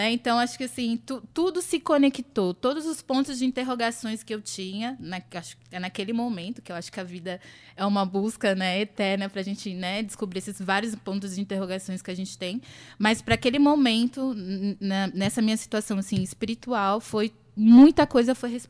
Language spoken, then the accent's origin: Portuguese; São Paulo, Brazil; moved away; quando eu saí lá de São Paulo, nesse lugar também da busca do coco, eu estava também buscando uma casa espiritual.